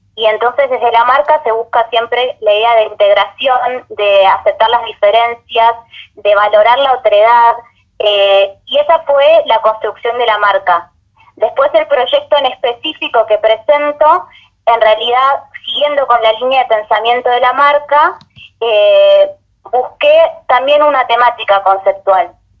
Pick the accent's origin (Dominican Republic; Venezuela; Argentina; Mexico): Argentina; Buenos Aires; yo soy de Buenos Aires, vengo de un colegio con una formación muy clásica